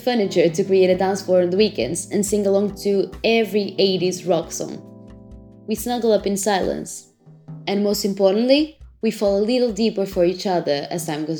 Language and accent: English; Portugal; also born or lived in London; I'm back in my home country, Portugal, where I'm self-isolating.